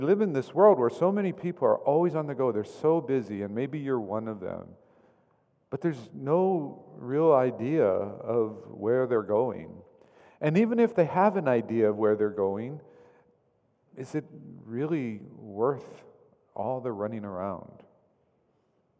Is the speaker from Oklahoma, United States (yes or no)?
yes; Oklahoma, United States; I grew up in Oklahoma